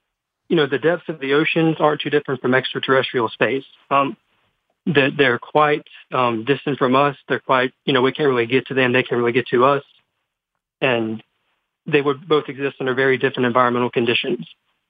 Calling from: Hattiesburg, Mississippi, United States; Hey, I'm calling from Hattiesburg, Mississippi.

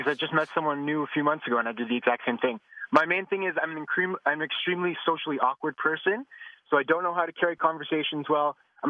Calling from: Toronto, Ontario, Canada; Real quick, I'm listening from Toronto, Canada.

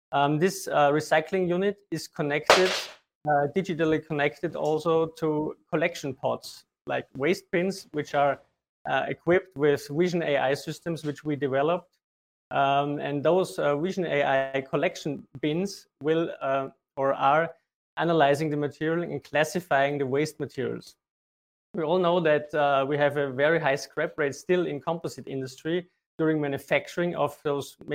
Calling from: Linz, Upper Austria, Austria; I'm joining in from Linz in Austria.

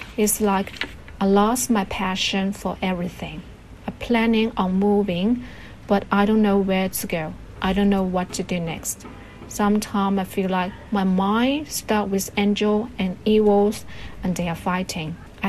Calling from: Shenzhen, Guangdong, China; Hello, Roundtable team. I'm … from Green City, Shenzhen.

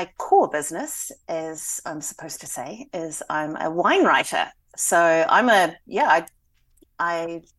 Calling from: Hastings, Hawke's Bay, New Zealand; I'm coming from Hastings City in Hawke's Bay, New Zealand.

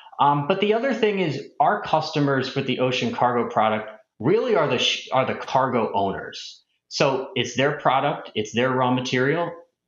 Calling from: Westport, Connecticut, United States; I'm coming in from Westport, Connecticut, and Happy to be here today

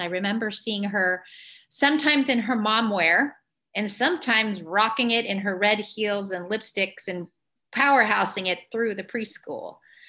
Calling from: San Diego, California, United States; also born or lived in Illinois; I'm calling in from San Diego, California.

